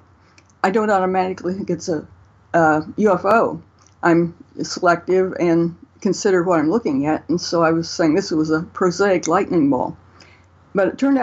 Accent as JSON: {"language": "English", "area": "north of Columbus", "region": "Ohio", "country": "United States", "tie": "born or raised there", "said": "I grew up, actually, I'm on the farm I grew up on now, although I've traveled all over, north of Columbus, Ohio, in the middle of Ohio"}